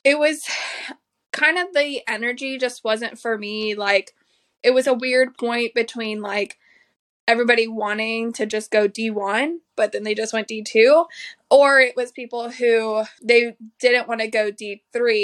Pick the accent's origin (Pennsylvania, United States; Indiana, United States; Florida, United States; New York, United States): Florida, United States; Tampa; I'm from Tampa, Florida